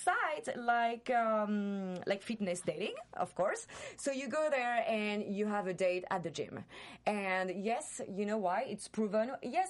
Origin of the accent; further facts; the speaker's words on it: Seattle, Washington, United States; now in France; even when I grew up in Seattle, people were like, oh, Sunday we're going to Tarjay.